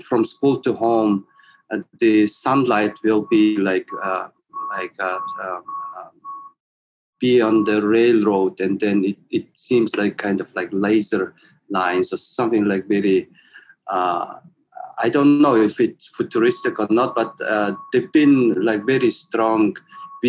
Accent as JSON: {"language": "English", "region": "Ulaanbaatar", "country": "Mongolia", "tie": "born or raised there", "said": "I was born in Ulaanbaatar city, and then I also grew up there"}